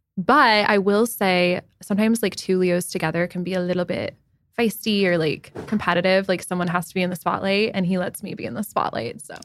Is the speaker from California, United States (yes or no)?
no; Denver, Colorado, United States; moved away as an adult; also born or lived in Manhattan, New York; now in New York City, United States; I grew up in Denver, Colorado, but I've been in Manhattan since February twenty twenty